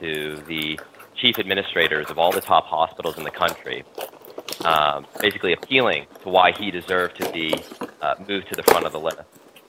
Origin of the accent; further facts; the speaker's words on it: United States; born there; first language French; English is a second language; I'm an American citizen. I was born in America. My heritage is it goes back to France and through French Canada. And my grandparents are they're all passed away, but they're all French Canadian. They all spoke French. French was my first language growing up.